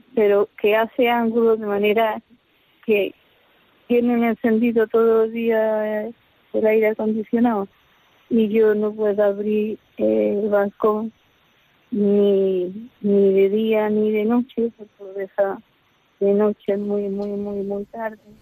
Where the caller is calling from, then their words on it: Granada, Andalusia, Spain; llamo desde la ciudad de Granada